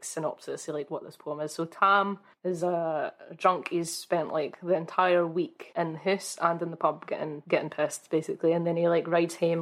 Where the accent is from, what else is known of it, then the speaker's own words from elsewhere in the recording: Scotland, United Kingdom; accent: chavvy Scots; that's the kind of Scots that I speak is very chavvy